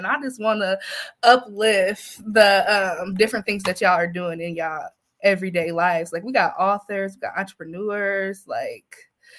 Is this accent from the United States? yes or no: yes; Indiana, United States; I grew up in the Indiana foster care system